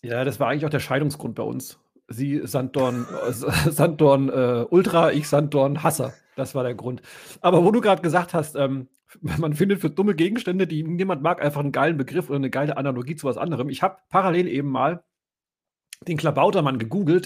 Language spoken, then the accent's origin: German; West Germany, Germany; Ich als Wessi